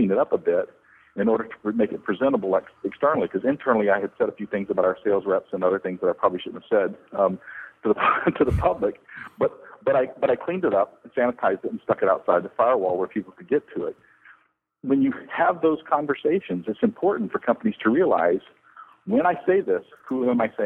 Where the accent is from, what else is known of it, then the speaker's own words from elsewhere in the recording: the South, United States; I come from the South here in the U.S.